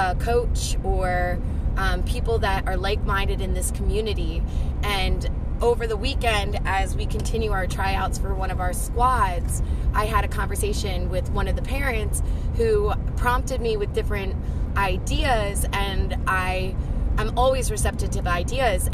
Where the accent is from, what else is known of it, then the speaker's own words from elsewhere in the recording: New Jersey, United States; my experience playing ball, growing up in South Jersey and continuing to play ball collegiately in Jersey